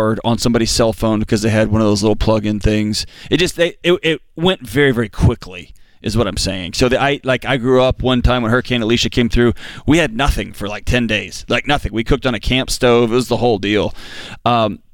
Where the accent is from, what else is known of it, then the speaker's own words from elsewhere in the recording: Houston, Texas, United States; I grew up in Houston